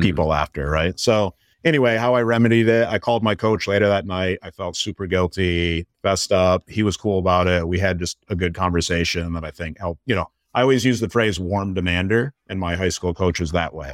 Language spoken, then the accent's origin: English; Michigan, United States; I'm born and raised in Michigan